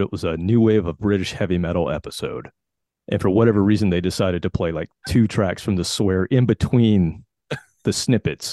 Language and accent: English; South Carolina, United States; I grew up in South Carolina, and, um, in my little town, it was like, uh, about thirty minutes from Charlotte, North Carolina